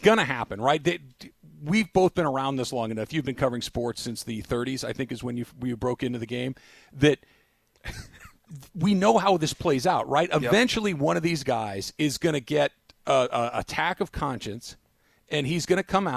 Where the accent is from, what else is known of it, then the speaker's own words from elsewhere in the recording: San Gabriel Valley, California, United States; I grew up in the San Gabriel Valley, not the San Fernando Valley